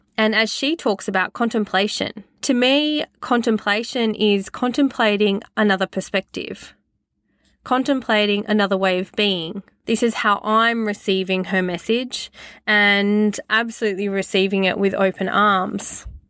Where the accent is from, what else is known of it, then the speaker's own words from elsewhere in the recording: Queensland, Australia; Growing up in Australia, disconnected from my country